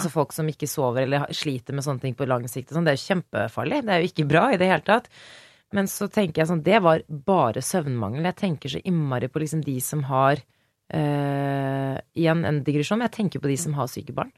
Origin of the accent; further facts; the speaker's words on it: Norway; Så vi mhm. er jo da eh, vokst opp i Norge